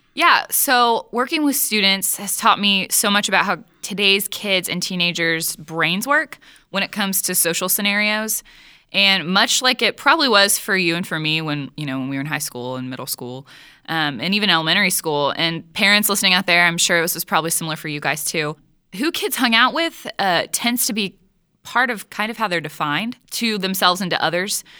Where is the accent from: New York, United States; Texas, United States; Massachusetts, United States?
Texas, United States; I'm from Texas